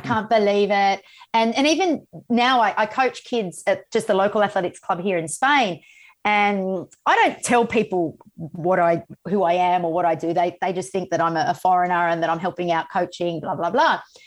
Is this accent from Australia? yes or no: yes; Sydney, New South Wales, Australia; the Olympic Games in my hometown